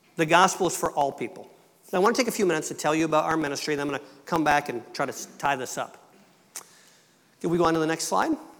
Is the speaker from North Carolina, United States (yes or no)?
no; Michigan, United States; moved away as an adult; also born or lived in Quebec; I was born into a family that was English Canadian. I was born in Michigan. My mother and dad were both from Ontario